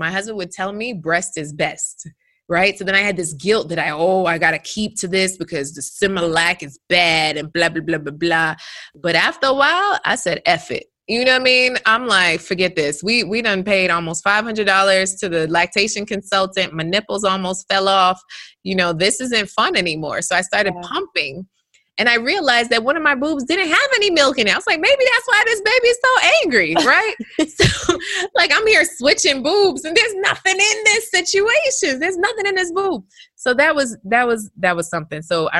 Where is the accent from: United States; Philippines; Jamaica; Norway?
Jamaica; When I first came home, I'm Jamaican, right? So my mom and my grandma ended up coming over the following week